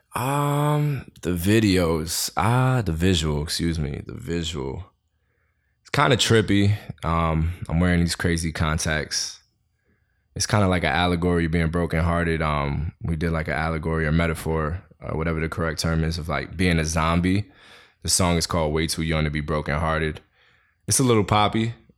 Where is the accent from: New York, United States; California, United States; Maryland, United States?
New York, United States; New York City; I was born and raised in Queens.